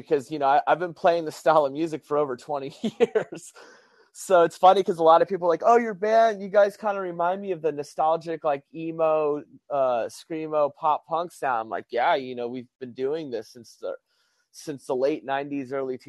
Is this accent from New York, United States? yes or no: no; Albuquerque, New Mexico, United States; also born or lived in San Diego; I had a band in New Mexico, and because I came from Albuquerque, New Mexico to San Diego